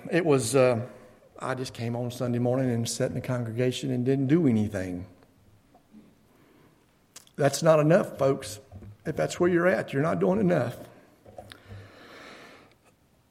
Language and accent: English; Beaver Dam, United States; I grew up locally in the Beaver Dam community, and was born into a Christian family